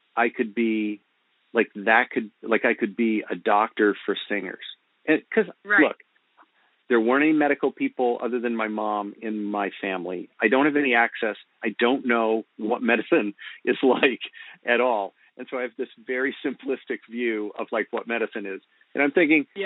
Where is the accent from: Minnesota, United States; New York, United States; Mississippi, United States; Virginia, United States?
Virginia, United States; Virginia Beach; moved away as an adult; also born or lived in Princeton, New Jersey / northern New Jersey; now in Lancaster, United States; I grew up in Virginia Beach, Virginia